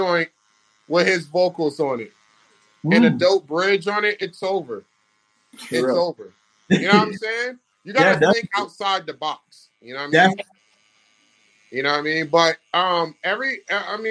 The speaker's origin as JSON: {"language": "English", "town": "Virginia Beach", "region": "Virginia", "country": "United States", "tie": "born or raised there", "moved": "yes", "said": "growing up in Virginia Beach"}